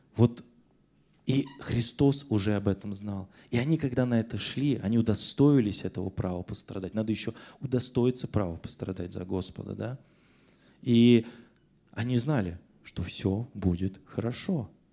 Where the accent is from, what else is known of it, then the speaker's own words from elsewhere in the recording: Russia; Я родился в СССР, теперь я в Российской Федерации